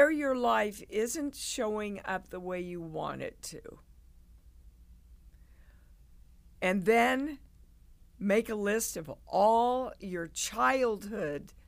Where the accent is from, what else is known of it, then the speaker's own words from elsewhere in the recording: Kansas, United States; moved away as an adult; also born or lived in New York; I grew up in Kansas. I'd never been out of Kansas in my life